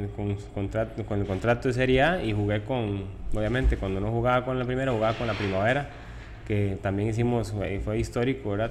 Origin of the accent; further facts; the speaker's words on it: Tibás, San José, Costa Rica; also born or lived in Puerto Viejo; yo nací en San Juan, Colima de Tibás